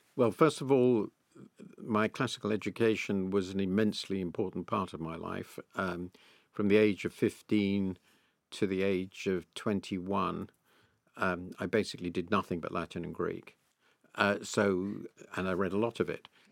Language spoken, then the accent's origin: English; United Kingdom; being British